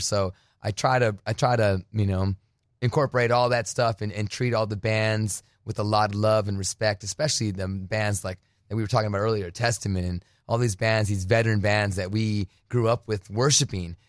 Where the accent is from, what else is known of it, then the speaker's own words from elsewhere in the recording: United States; also born or lived in Phoenix, Arizona / New Jersey; now in California, United States; I was born in Phoenix, but raised on the border